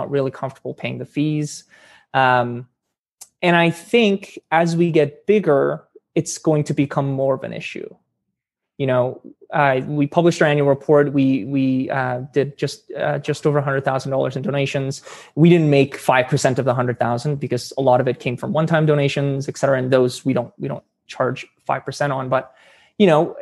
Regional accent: Edmonton, Alberta, Canada; I grew up in Edmonton

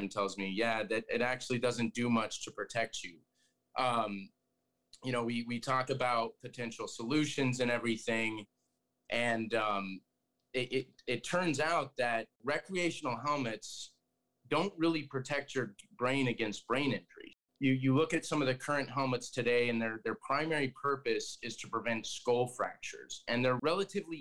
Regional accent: Colorado, United States; I grew up in Colorado

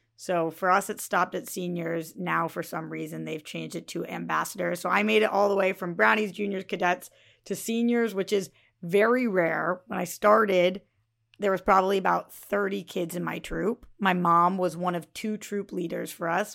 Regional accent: Northeast, United States; growing up in the Northeast where it was freezing

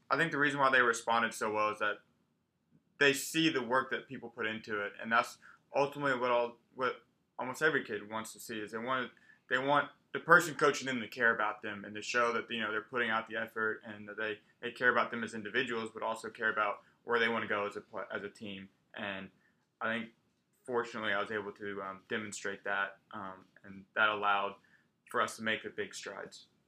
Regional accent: Texas, United States; now in Arkansas, United States; whenever they would ask me where I'm from, I did say Texas every single time.

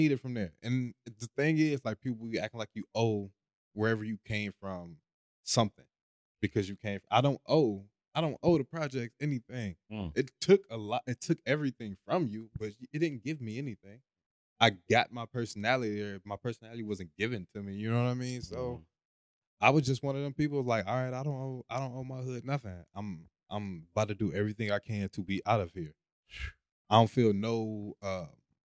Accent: Cleveland, Ohio, United States; Born Cleveland, Ohio.

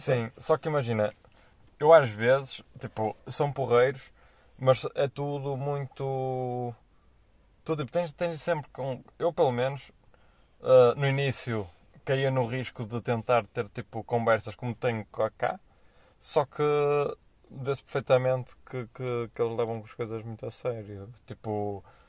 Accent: Porto, Norte, Portugal; moved away as an adult; now in Angola; sendo do Porto, eu acho que é normal dizer as neiras

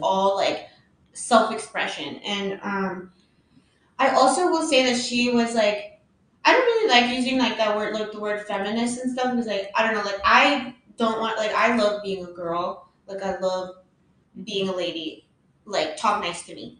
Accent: United States; I was born in America

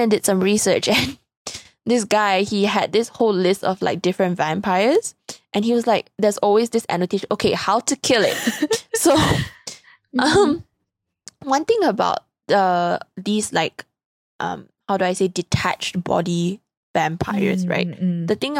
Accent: Malaysia; I'm Malaysian, but like you see me butcher my own like language

